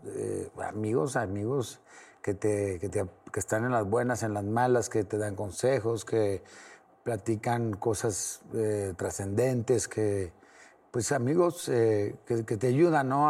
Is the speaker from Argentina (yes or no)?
no; Torreón, Coahuila, Mexico; now in Mexico City, Mexico; tengo muchos amigos de donde soy, de Torreón